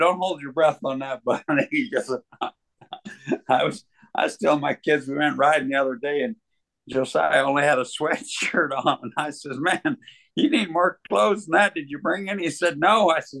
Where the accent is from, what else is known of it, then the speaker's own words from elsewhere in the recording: Hi-Line of Montana, United States; I was up to my hometown on Sunday to pick up some tractor tires, and it looked like we was living in the banana belt compared to the highline of Montana.